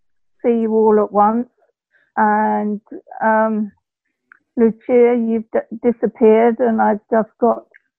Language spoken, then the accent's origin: English; London, United Kingdom; accent: Cockney; I'm live in Clapton Common. I'm Hackney born and bred. And I was born in St. Bartholomew, which makes me a true Cockney.